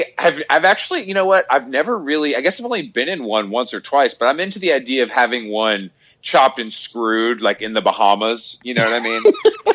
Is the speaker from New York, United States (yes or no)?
yes; Staten Island, New York, United States; I'm from Staten Island. We don't got cars.